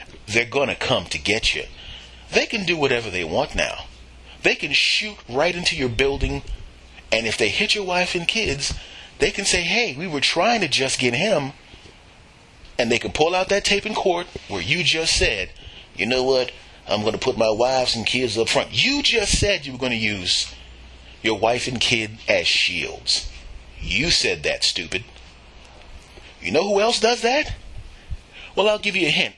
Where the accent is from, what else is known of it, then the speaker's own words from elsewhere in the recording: Philadelphia, Pennsylvania, United States; moved away; I am originally from Philadelphia